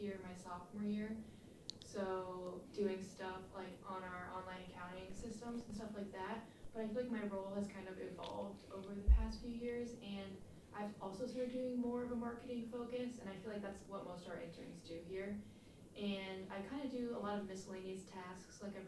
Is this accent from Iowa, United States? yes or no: yes; West Des Moines, Iowa, United States; I'm from West Des Moines, Iowa